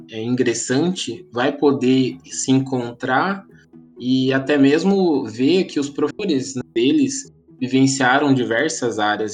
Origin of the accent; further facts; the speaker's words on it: Paranaguá, Paraná, Brazil; moved away as an adult; now in Ponta Grossa, Brazil; eu sou natural de Paranaguá, no litoral do Paraná